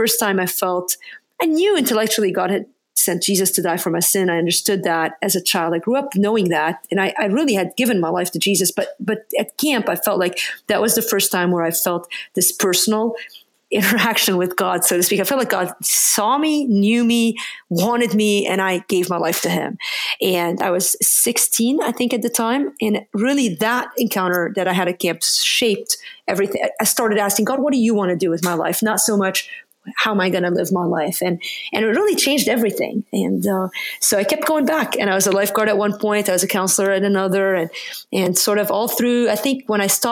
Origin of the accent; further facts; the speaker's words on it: Lebanon; now in United States; I'm from another country. That's a bit of an unusual name. And so I grew up in Lebanon.